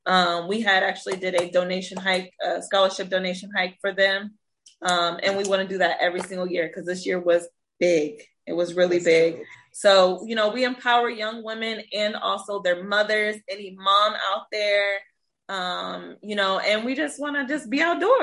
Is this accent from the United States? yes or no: yes; Iowa, United States; now in Texas, United States; I'm a girl from Iowa who's got a hike group, so here in Texas.